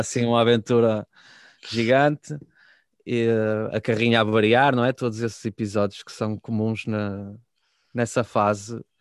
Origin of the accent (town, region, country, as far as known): Guimarães, Norte, Portugal